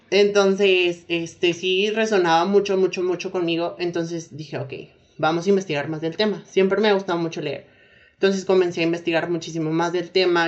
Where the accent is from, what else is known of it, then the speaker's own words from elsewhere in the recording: Mexico; also born or lived in Saltillo, Coahuila; soy mexicana, como ya lo escucharon.